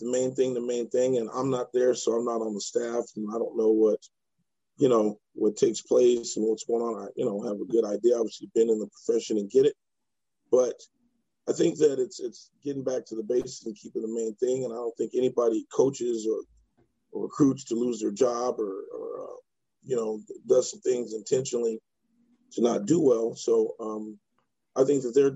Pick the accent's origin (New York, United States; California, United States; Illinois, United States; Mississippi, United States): California, United States; Riverside; Born and raised in Riverside, California